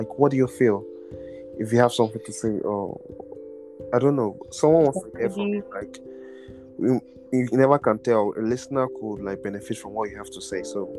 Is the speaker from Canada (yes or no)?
no; Port Harcourt, Rivers State, Nigeria; moved away as an adult; now in Uyo, Nigeria; born and brought up in River State, Port Harcourt, but currently live in Uyo due to my NYSC.